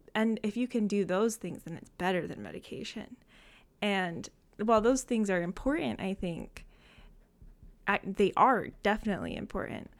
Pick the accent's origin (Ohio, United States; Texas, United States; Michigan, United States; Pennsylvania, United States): Michigan, United States; Saginaw; I am from Saginaw, Michigan, so not too far from Ann Arbor